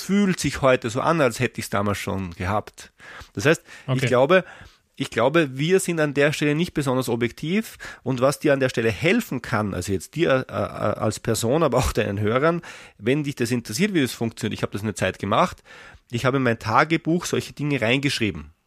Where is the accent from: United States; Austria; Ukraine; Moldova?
Austria; ich bin Österreicher